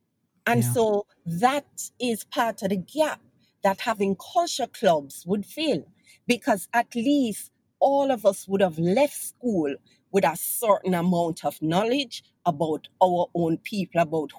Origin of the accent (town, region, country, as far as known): Jamaica